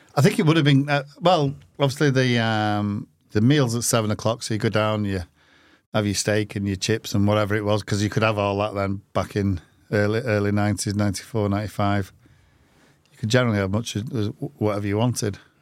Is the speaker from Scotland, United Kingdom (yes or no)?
no; Manchester, North West England, United Kingdom; I come from Manchester